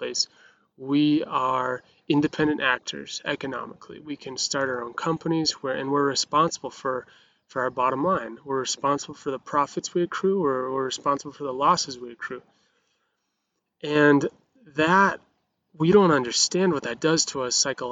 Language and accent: English; Montana, United States; I grew up in Montana, which is the freest place on the whole planet